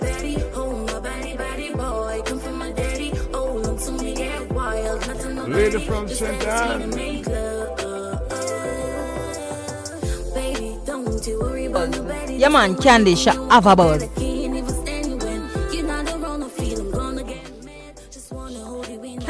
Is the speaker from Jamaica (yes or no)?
yes; Jamaica; St. Anne, that is close to my hometown